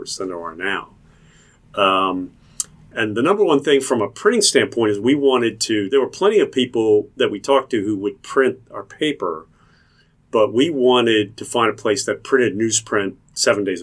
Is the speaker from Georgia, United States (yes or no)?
no; Philadelphia, Pennsylvania, United States; moved away as an adult; also born or lived in Missouri; now in Cincinnati, United States; I grew up in Philadelphia, so I'm a Phillies fan